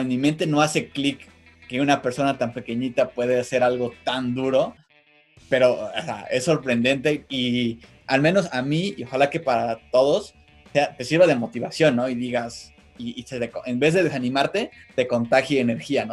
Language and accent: Spanish; Mexico; nuestro país